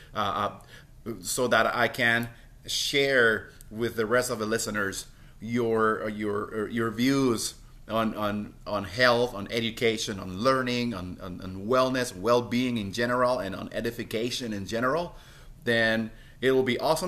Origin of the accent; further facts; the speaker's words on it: Puerto Rico; I'm from Puerto Rico